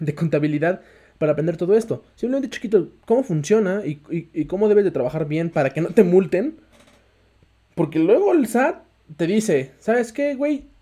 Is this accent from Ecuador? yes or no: no; Mexico; tú mismo como mexicano, como mexicano, latino